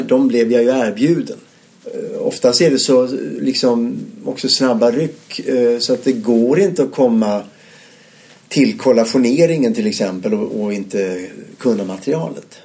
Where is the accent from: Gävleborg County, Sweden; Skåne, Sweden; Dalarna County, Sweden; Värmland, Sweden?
Skåne, Sweden; Ystad; moved away as an adult; also born or lived in Malmö; jag är född ute på Bondvischan där utanför Ystad i Skåne.